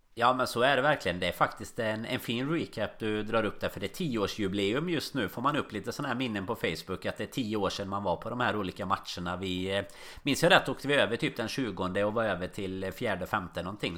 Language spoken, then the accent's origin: Swedish; Sweden; now in Liverpool, United Kingdom